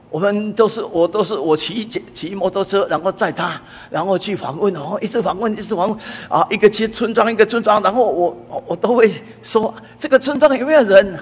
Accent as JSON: {"language": "Chinese", "region": "Taipei", "country": "Taiwan", "said": "我是，呃，台北人， 哈，啊，我，呃，已，今年已经八十岁了，哈，那我从五岁到十二岁，啊，一直在台北这边，啊，可以说是流浪，因为五岁到十二岁搬家搬了七次，啊， 那搬到第四次的时候，啊，就搬到了，啊，这个台北桥头"}